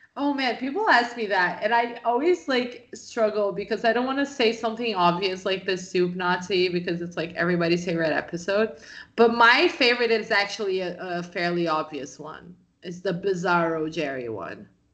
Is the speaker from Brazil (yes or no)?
yes; Brazil; I'm from Brazil